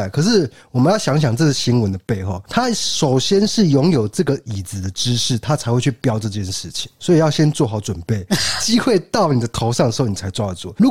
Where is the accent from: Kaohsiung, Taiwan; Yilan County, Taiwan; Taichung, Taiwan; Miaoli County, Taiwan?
Kaohsiung, Taiwan; Renwu; 因为我是人武人嘛，大家知道我们人武人是吃烤鸭长大的。